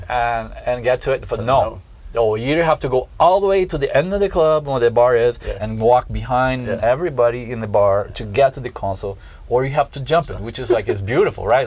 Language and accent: English; southern Brazil, Brazil; born or raised there; moved away